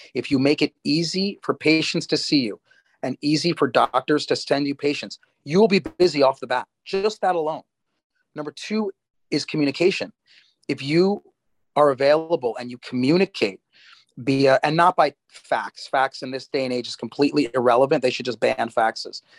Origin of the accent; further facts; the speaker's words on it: United States; moved away as an adult; also born or lived in New Jersey, United States / Durham, North Carolina, United States / Baltimore, Maryland, United States; now in Miami, United States; I was born in New York, grew up in New York and New Jersey